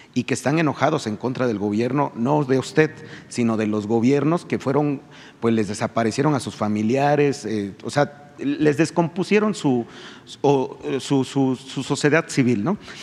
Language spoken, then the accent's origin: Spanish; Río Blanco, Veracruz, Mexico; yo también soy de un pueblo, soy de Rublanco, Veracruz.